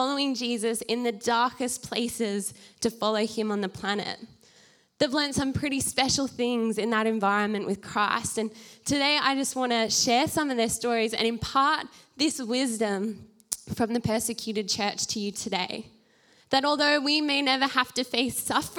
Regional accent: Australia; as the Australian church

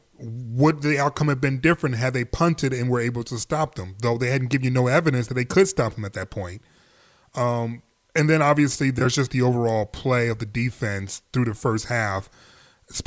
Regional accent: Detroit, Michigan, United States; I'm from Detroit

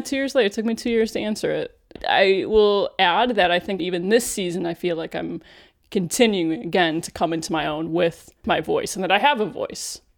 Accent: Cleveland, Ohio, United States; when I worked in local news in Cleveland, N B C affiliate, Channel three News, my hometown

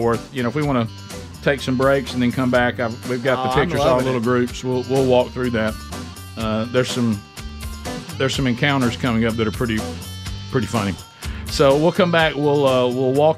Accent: Alabama, United States

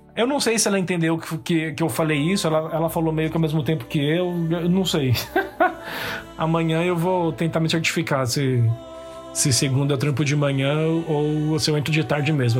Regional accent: Brazil; moved away as an adult; now in Scotland, United Kingdom; sou brasileiro

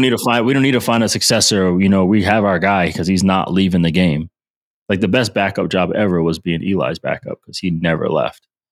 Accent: Rhode Island, United States; I'm from, I'm from Rhode Island

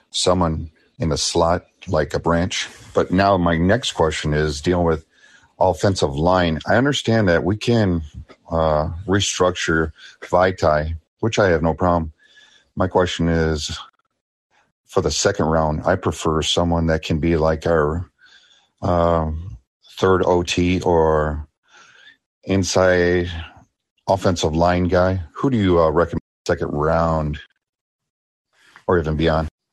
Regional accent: Michigan, United States; now in North Carolina, United States; I grew up in Michigan. Then I did 20 years in the Marine Corps. Then now I'm living in North Carolina to be by the grandkids

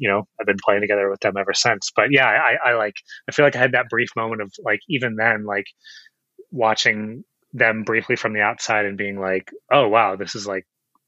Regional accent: Chino Hills, California, United States; I'm actually up from Inland Empire, Chino Hills is where I grew up.

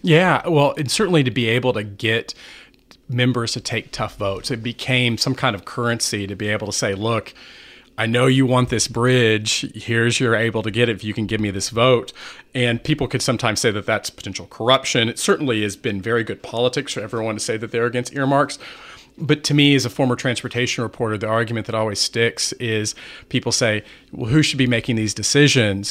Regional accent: McAllen, Texas, United States; moved away as an adult; also born or lived in Washington; I grew up in McAllen, Texas

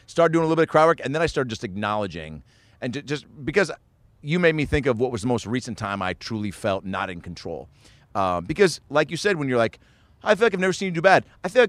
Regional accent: Los Angeles, California, United States; I'm a comedian from Los Angeles. I'm in town for a couple weeks.

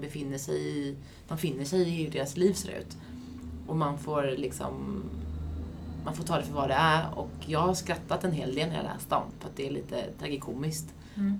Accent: Västervik, Kalmar County, Sweden; moved away; i Västervik lite, där jag kommer ifrån från första början.

